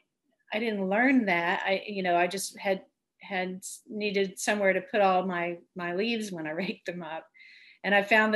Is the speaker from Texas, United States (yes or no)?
yes; Texas, United States; moved away; I'm a Texan